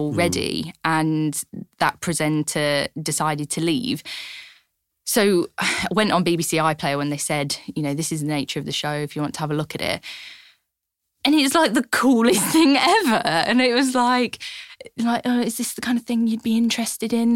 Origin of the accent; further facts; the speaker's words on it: Lincolnshire, East Midlands, United Kingdom; growing up in Lincolnshire